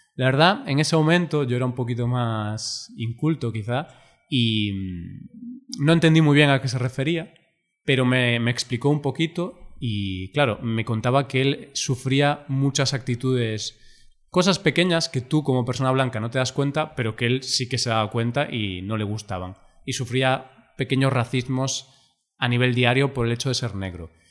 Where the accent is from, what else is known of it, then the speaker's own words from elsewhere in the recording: Spain; no soy francés, soy español